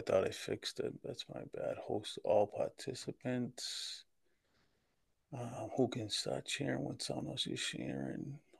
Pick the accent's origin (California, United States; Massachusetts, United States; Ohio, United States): Massachusetts, United States; Boston; I was born in South Boston, Massachusetts, in the Old Colony Projects